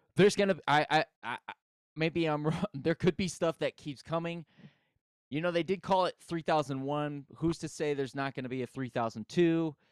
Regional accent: United States; I grew up in America

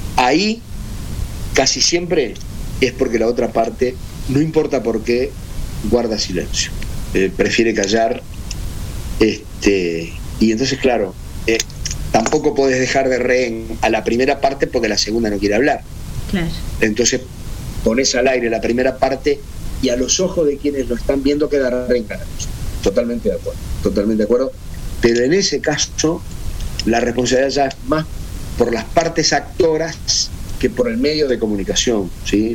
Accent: Uruguay

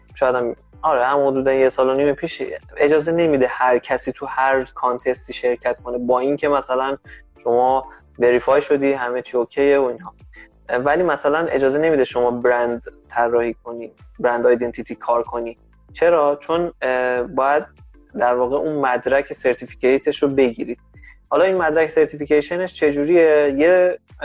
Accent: Iran; ما که ایرانی هستیم

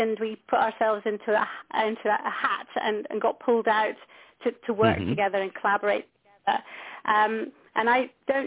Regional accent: Scotland, United Kingdom; I'm a nurse from Scotland

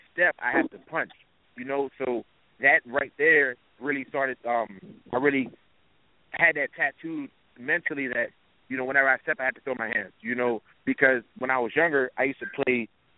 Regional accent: Pittsburgh, Pennsylvania, United States; moved away; originally I'm from the Pittsburgh area

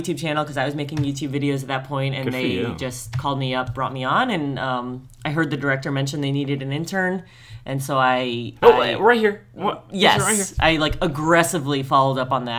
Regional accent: New Jersey, United States; also born or lived in Colorado; My parents are both from New Jersey. We lived in Colorado for a few years, but returned to the East Coast. So interestingly, I grew up an hour outside New York, but never went into the city.

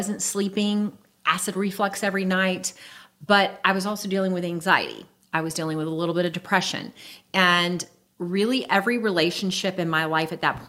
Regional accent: Jacksonville, Florida, United States; now in Lake City, United States; I'm a native Floridian. I was born and raised in Jacksonville

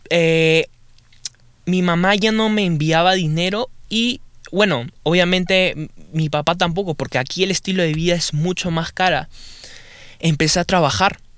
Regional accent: Peru; now in United States; para eso estaba en Perú, en mi país, y buah empecé a estudiar, empecé a estudiar inglés también

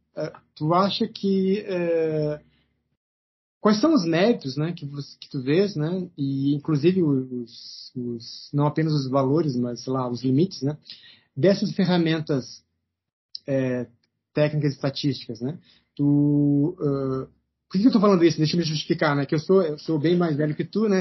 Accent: Rio Grande do Sul, Brazil; moved away as an adult; also born or lived in Rio Claro; eu saí do Rio Grande do Sul, fui até Rio Claro para fazer mestrado lá

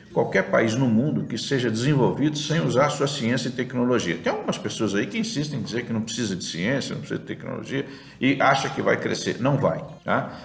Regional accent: Brasília, Federal District, Brazil; also born or lived in Viçosa; praticamente nascido e criado em Brasília. Minha família mudou-se para Brasília em 61

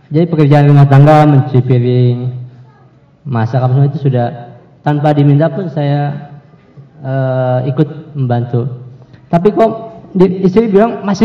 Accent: Kendari, Southeast Sulawesi, Indonesia; also born or lived in Yogyakarta; Saya dari Sulawesi Kendari, bukan asli sana, cuman besar di sana.

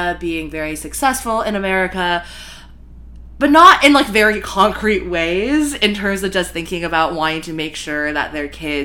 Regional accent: Virginia, United States; now in New York City, United States; I was born in Virginia

